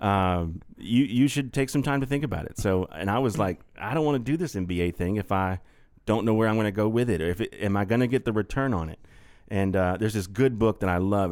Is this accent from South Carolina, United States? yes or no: yes; North Augusta, South Carolina, United States; we, we grew up in North Augusta, right across the river.